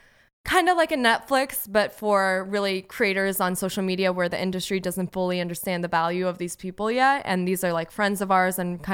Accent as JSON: {"language": "English", "town": "West Palm Beach", "region": "Florida", "country": "United States", "lives_now": "Los Angeles, United States", "said": "He's, you know, we're both from West Palm Beach. We both went to Florida State. We both moved to LA for acting, and we both have the same birthday."}